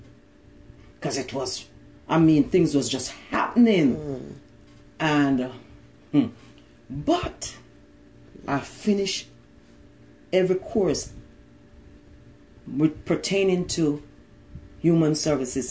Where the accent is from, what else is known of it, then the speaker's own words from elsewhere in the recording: Jamaica; moved away as an adult; now in United States; I'm from Jamaica